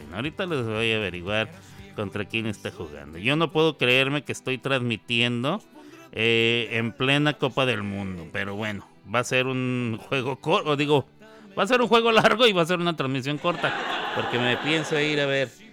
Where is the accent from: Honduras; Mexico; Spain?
Mexico; los mexicanos